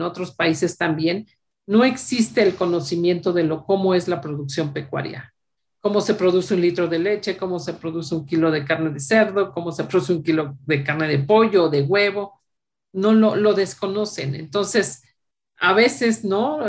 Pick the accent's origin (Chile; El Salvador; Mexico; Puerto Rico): Mexico